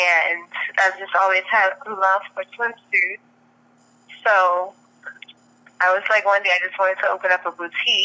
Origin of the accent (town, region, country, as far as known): New Orleans, Louisiana, United States; moved away as an adult; also born or lived in Los Angeles; now in Atlanta, United States